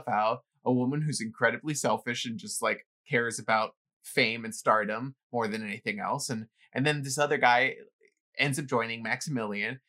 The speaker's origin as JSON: {"language": "English", "town": "New York City", "region": "New York", "country": "United States", "tie": "born or raised there", "said": "growing up in the Bronx with like people trying to break into your apartment"}